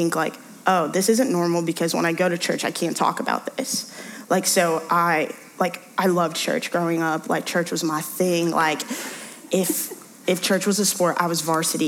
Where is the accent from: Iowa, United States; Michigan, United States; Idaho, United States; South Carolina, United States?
South Carolina, United States; Gaffney; also born or lived in Brooklyn, New York; I moved to Gaffney when I was 7 with my family from New York.